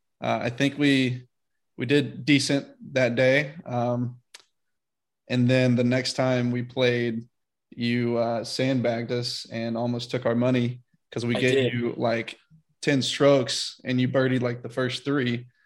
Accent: Birmingham, Alabama, United States; moved away; also born or lived in Nashville; And I'm from Birmingham.

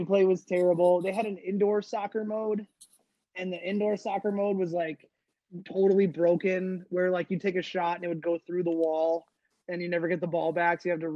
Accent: Dayton, Ohio, United States; where I grew up in Dayton, Ohio. We had the Dayton Dynamo.

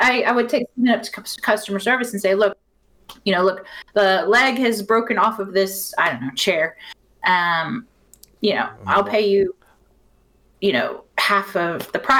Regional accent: Houston, Texas, United States; moved away as an adult; now in United Kingdom; I grew up obviously around Houston, Texas

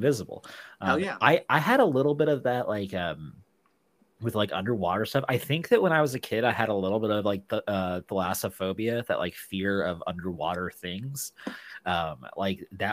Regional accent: Tornado Alley, United States; we grew up in Tornado Alley

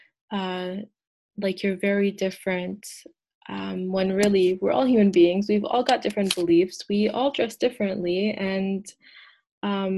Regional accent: Canada; first language English; I am first generation, but I do identify as Canadian because it is my home country. It is where I was raised and born

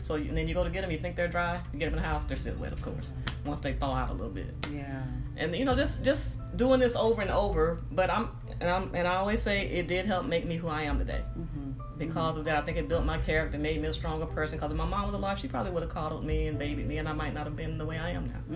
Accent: Moss Point, Mississippi, United States; also born or lived in Pascagoula, Mississippi / California; now in Houston, United States; I was born in actually in Pascagoula, which is right next to Moss Point, two small towns. But I grew up in Moss Point, Mississippi

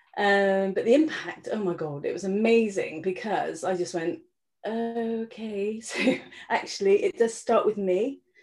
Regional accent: Ireland; I spent a lot of time growing up in Ireland actually with my family.

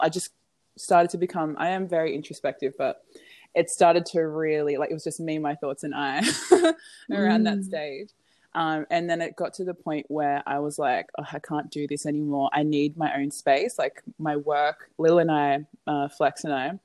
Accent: Sydney, New South Wales, Australia; also born or lived in Campbelltown, New South Wales; I was born and raised in Australia. Raised in Macquarie Fields in Sydney. And then my family moved to Campbelltown in Eaglevale.

